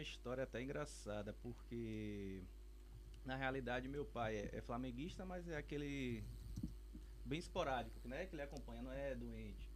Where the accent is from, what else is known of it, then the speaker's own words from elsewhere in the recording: Itabuna, Bahia, Brazil; now in Buerarema, Brazil; sou, sou da cidade de Itabuna, mas moro atualmente na, na cidadezinha vizinha chamada Buerarema